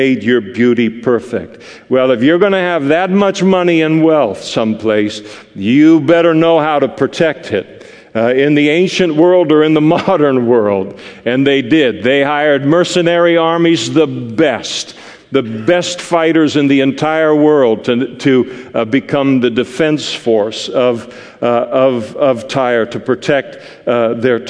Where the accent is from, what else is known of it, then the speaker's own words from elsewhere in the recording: Scot, Scotland, United Kingdom; me as a Scot